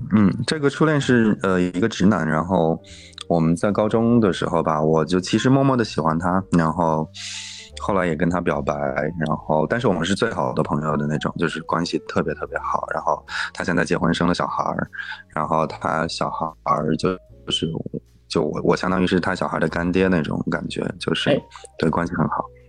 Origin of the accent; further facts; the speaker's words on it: Inner Mongolia, China; moved away; 还有我的老家内蒙古